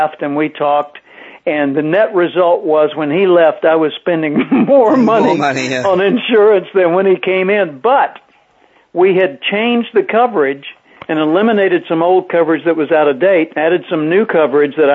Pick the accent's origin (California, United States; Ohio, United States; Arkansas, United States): Arkansas, United States; Little Rock; I was playing and singing in clubs in my hometown of Little Rock, Arkansas